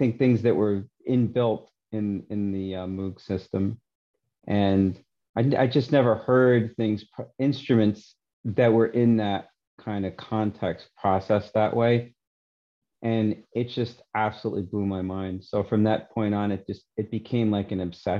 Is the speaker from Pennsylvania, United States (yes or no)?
no; New York City, New York, United States; now in Vancouver Island, Canada; I grew up in Forest Hills, Queens, in New York City